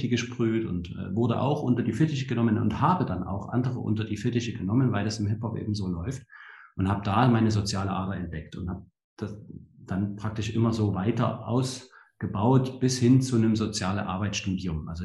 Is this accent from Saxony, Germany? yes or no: yes; Leipzig, Saxony, Germany; Also sage ich, ähm, bin in Leipzig aufgewachsen, ja, also in der der ehemaligen DDR habe ich meine, meine Kindheit verbracht